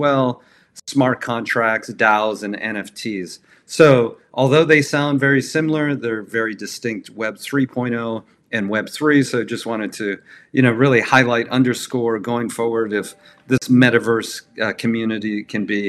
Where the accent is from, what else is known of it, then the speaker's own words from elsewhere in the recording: Milwaukee, Wisconsin, United States; I grew up in Milwaukee, Wisconsin